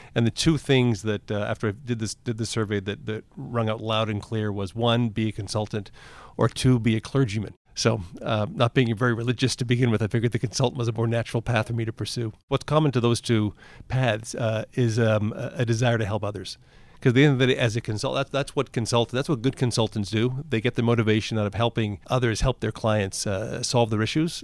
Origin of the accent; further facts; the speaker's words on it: Toronto, Ontario, Canada; I grew up in Toronto. Uh, I lived in Toronto, um, till going to university.